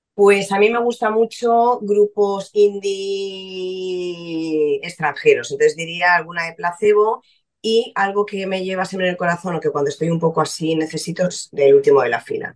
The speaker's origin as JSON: {"language": "Spanish", "town": "Valencia", "region": "Valencian Community", "country": "Spain", "tie": "born or raised there", "said": "Nací en Valencia en enero"}